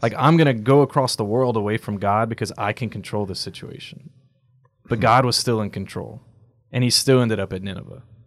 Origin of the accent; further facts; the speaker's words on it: United States; as American Catholics